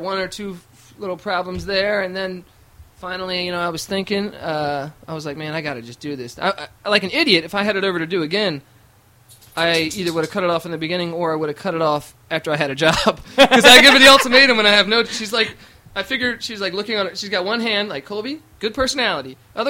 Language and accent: English; Ireland; I'm an Irish guy